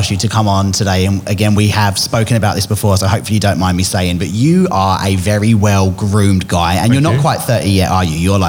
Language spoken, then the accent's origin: English; England, United Kingdom; growing up in England might be different